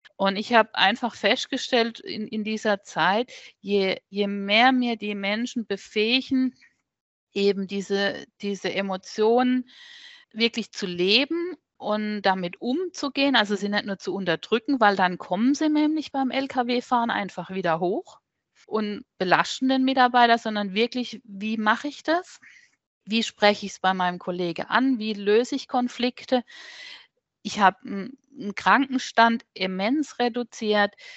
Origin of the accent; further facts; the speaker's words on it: Neckarbischofsheim, Baden-Württemberg, Germany; Mosbach ist von meinem Heimatort hier nur 20 Minuten weg